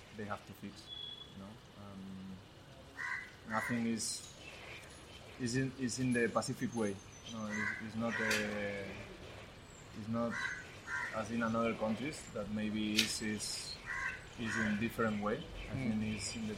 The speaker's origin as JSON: {"language": "English", "town": "Barcelona", "region": "Catalonia", "country": "Spain", "second_language": "English", "moved": "as an adult", "lives_now": "Bengaluru, India", "said": "I was from Barcelona also"}